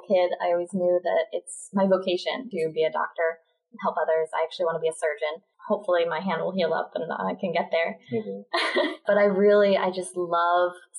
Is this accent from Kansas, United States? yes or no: no; Philadelphia, Pennsylvania, United States; accent: Philly; moved away as an adult; now in Baltimore, United States; Grew up in Philly. Yeah, in horse farm country